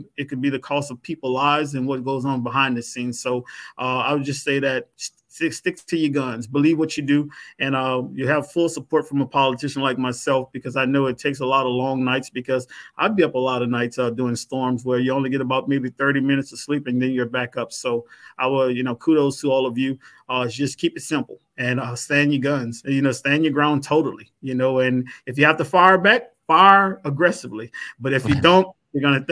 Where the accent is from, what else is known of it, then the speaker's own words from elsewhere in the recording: Louisiana, United States; I'm from Louisiana